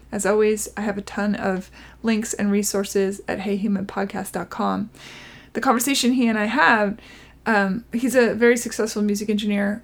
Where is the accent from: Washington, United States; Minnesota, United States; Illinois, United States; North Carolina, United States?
Washington, United States; Seattle; moved away; Originally Seattle